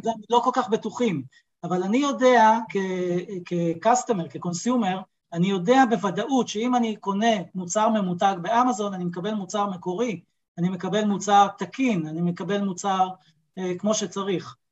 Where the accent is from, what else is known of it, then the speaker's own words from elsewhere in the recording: Israel; באתי מהעולם הישראלי, כישראלי, אני יודע איך זה עובד כאן בארץ